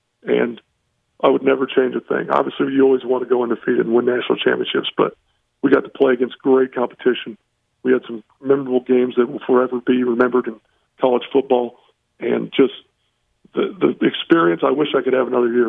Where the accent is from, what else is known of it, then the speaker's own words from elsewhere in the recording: Indianapolis, Indiana, United States; also born or lived in Notre Dame, Indiana; now in Harrisonburg, United States; That's where I'm born and raised, yep. Downtown